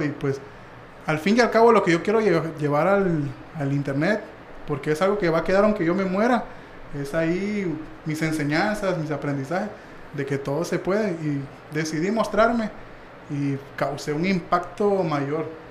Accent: Mexico

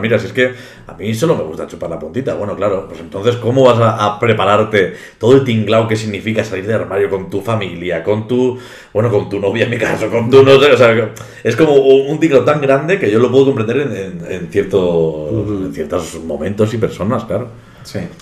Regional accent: Reinosa, Cantabria, Spain; he nacido aquí en, mi pueblo, en Reynosa

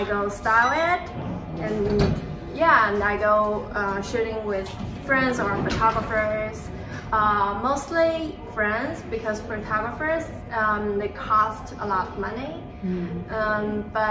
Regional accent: Urumqi, Xinjiang, China; moved away as an adult; now in New York City, United States; I'm from Xinjiang, Urumqi. It's a city in the middle of Asia.

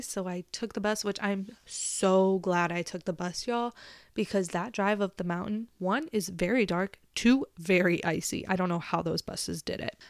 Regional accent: Texas, United States; I was from Texas

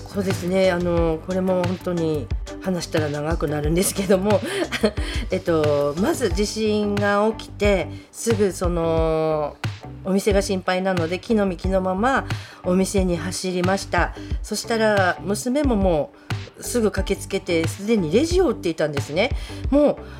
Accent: Abuta, Hokkaido, Japan; also born or lived in Toyako Onsen; 出身は生まれは大木市というところでど田舎なのでちょっと皆さん存じ上げない人もいるかと思いますけど育ったのは虻田町ですと洞爺湖温泉にも3年か4年ぐらいいました

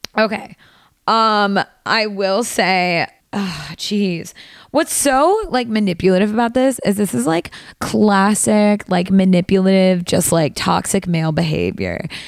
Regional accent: Valley Girl, California, United States; accent: Valley Girl; my Valley Girl accent when I say Spanish words

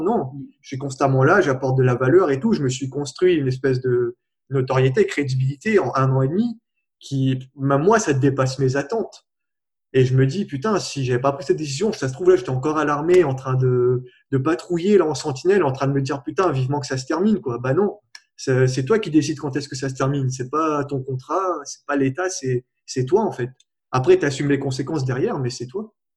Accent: La Plaine-des-Palmistes, Réunion; je viens de la Réunion, de la plaine des Palmistes en plus

